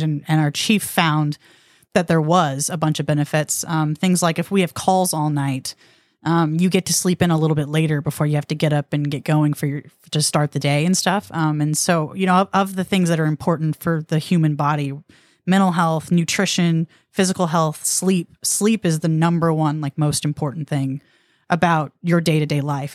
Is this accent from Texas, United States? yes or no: yes; Rockwall, Texas, United States; I'm from Rockwall